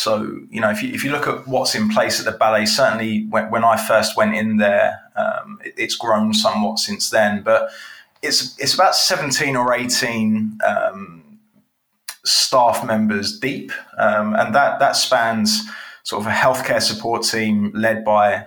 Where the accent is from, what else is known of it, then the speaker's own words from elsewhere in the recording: Watford, East of England, United Kingdom; living in Watford and growing up in Watford